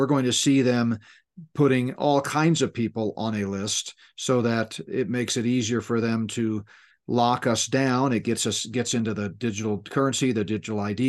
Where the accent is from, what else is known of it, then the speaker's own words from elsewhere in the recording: Northeast, United States; moved away; when I grew up in the Northeast